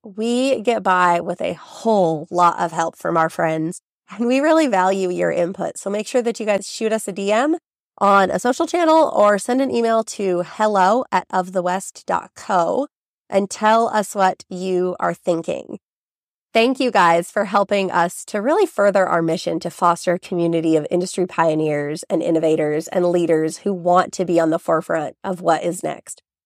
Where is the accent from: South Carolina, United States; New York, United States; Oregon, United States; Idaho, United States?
Idaho, United States; Southern; growing up in Southern Idaho, I have been immersed in ranching and farming.